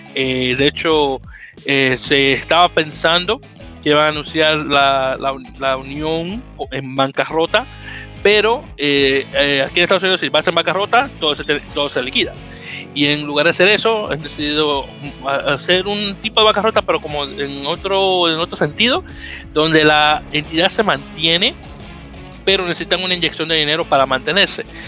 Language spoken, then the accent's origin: Spanish; Dominican Republic; yo, también soy dominicano